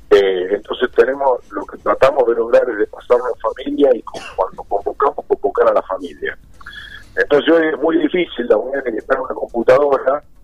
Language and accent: Spanish; Chivilcoy, Buenos Aires Province, Argentina; que soy chilencoyano de 100 kilómetros